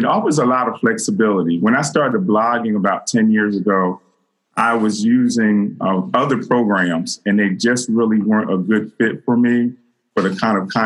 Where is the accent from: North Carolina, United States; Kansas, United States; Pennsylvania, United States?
Pennsylvania, United States; Philadelphia; I'm born and raised in Philadelphia.